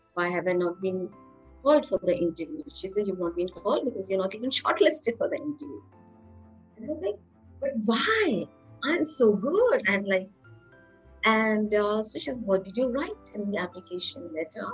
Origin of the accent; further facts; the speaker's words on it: Lucknow, Uttar Pradesh, India; I was born and raised in Lucknow. That's a small town in Uttar Pradesh.